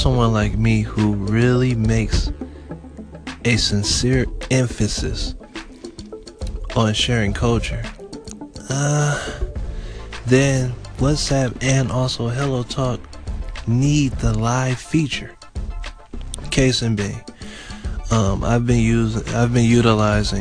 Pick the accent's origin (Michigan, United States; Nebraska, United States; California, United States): Michigan, United States; Detroit; also born or lived in Florida; I'm from Detroit, Michigan